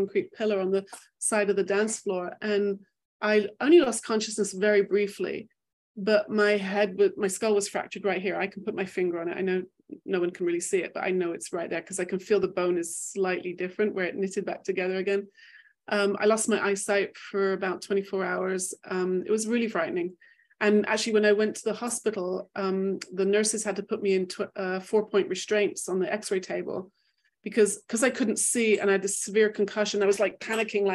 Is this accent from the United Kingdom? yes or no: yes; England, United Kingdom; also born or lived in Manchester; I grew up in England